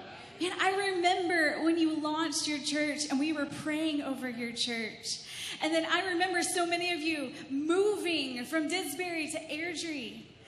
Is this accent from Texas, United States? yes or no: yes; Texas, United States; accent: Texan; now in Canada; So I grew up in Texas. If you can't tell, I have a little bit of an accent. I'm trying to get rid of that and become more Canadian.